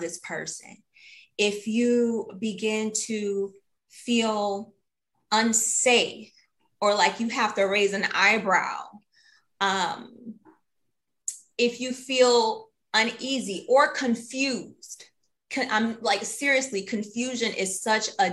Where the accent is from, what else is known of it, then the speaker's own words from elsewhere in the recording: Detroit, Michigan, United States; a little girl growing up in Detroit